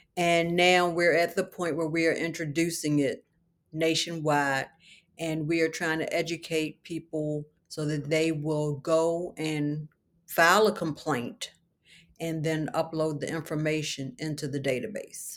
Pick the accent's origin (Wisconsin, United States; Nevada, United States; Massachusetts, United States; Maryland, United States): Maryland, United States; Baltimore; I was raised in Baltimore City